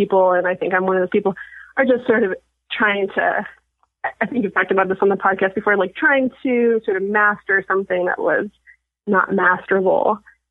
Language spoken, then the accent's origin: English; Sacramento, California, United States; I'm from Sacramento.